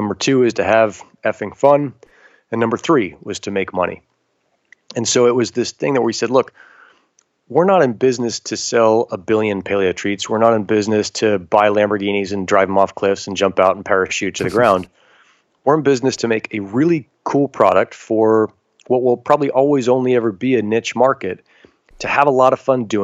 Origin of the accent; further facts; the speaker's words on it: United States; being American, we're already born into this really gifted place